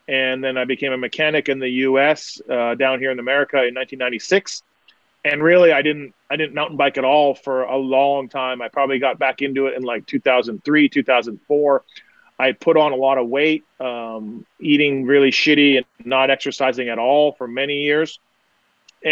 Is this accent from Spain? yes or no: no; Manitoba, Canada; I'm from Canada. Grew up there, right in Manitoba, which is in the center of Canada